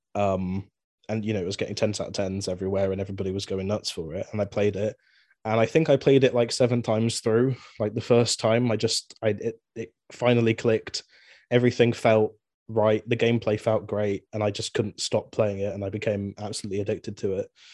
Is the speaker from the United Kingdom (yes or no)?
yes; Swindon, South West England, United Kingdom; I'm from Swindon, England